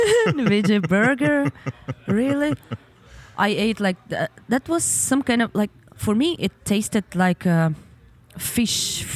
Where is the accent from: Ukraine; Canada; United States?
Ukraine; Donetsk Oblast; English is a second language; now in Kyiv, Ukraine; I need to go to my hometown. Okay. Because right now we live in Kiev, mm-hmm. and our parents, they're in the Donetsk region.